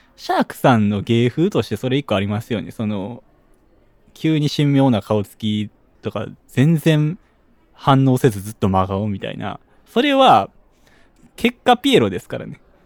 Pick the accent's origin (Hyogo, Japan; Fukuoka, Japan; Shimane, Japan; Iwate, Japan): Hyogo, Japan